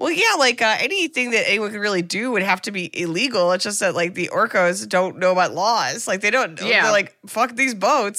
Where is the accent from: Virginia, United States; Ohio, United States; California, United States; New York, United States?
Ohio, United States; moved away; I'm from Ohio, so when I see something I don't know on a branch or a bush, I was instructed as a youth, do not eat it.